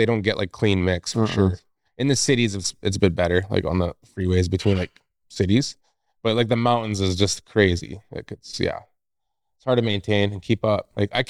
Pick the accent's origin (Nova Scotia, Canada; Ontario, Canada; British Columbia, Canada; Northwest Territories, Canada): Northwest Territories, Canada; now in Revelstoke, Canada; So I'm originally from Northwest Territories